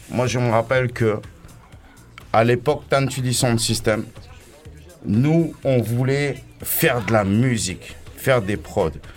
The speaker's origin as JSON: {"language": "French", "region": "Réunion", "country": "France", "said": "Moi, je suis un Africain. Je suis un Réunionnais. Je suis un mec de l'Afrique."}